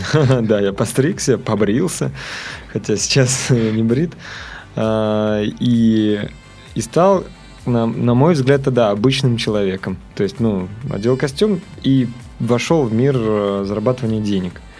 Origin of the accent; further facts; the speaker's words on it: Cheboksary, Chuvashia, Russia; now in Moscow, Russia; Да, она начинается тогда, когда я переехал в Москву. Я сам родом из Чебоксар. Ну вот, э, я, мы там жили, родились. Э, Чебоксары был город достаточно интересный, забавный.